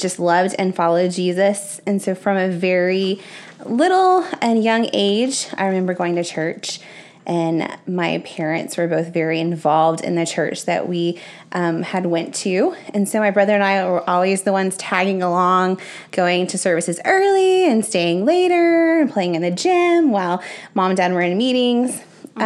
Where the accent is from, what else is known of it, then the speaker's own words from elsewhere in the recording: Spring, Texas, United States; I grew up in Spring, Texas